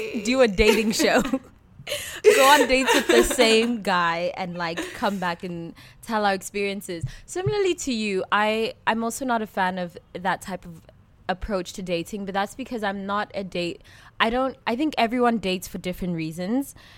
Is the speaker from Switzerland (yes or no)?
yes; Switzerland; growing up in Switzerland